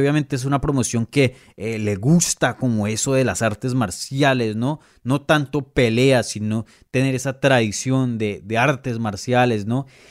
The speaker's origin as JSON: {"language": "Spanish", "country": "Venezuela"}